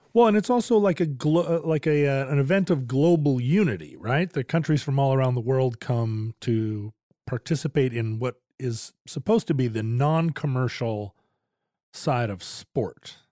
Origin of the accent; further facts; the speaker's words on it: Alaska, United States; I grew up in Alaska